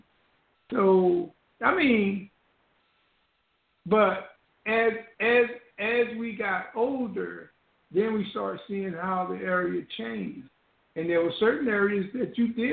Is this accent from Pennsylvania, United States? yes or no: no; Newark, New Jersey, United States; moved away; also born or lived in Orange, New Jersey / the South (came up north); we did live in an apartment building when we first came up north to Orange. But that's about it. We didn't live in a project. And then we moved from Orange to Newark on West Market Street